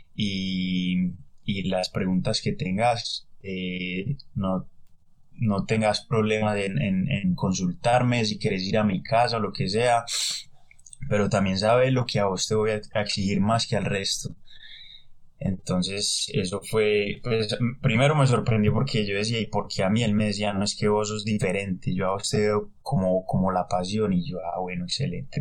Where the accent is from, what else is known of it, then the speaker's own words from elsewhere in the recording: Medellín, Antioquia, Colombia; moved away as an adult; also born or lived in Buenos Aires, Argentina / Aguas Calientes, Peru; now in Australia; volví a Medellín, no me quería quedar en Medellín